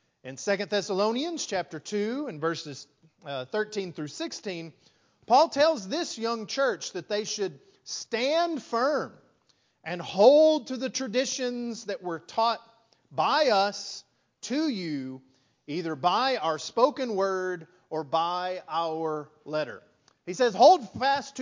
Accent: West Texas, United States; moved away as an adult; now in Lufkin, United States; I grew up in West Texas

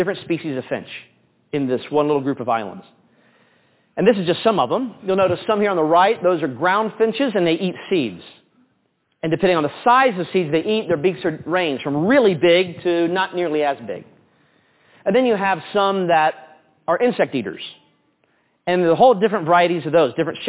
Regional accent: United States; moved away; also born or lived in Ohio / West Virginia / Florida; I spent a lot of time growing up in Ohio, West Virginia

